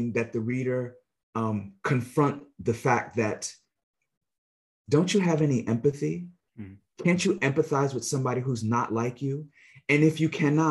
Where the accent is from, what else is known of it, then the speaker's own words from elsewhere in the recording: United States; a child growing up in the United States